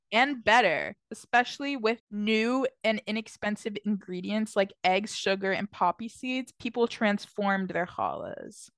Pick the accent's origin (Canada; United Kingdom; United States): United States; Randolph, New Jersey; I'm from Randolph, New Jersey, and I grew up going to the Hebrew Academy of Morris County, a small Jewish day school in my town